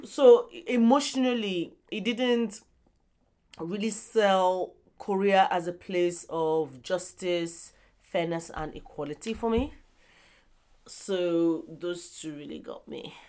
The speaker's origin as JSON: {"language": "English", "region": "southern Nigeria", "country": "Nigeria", "said": "this is me talking from a southern perspective as a Nigerian"}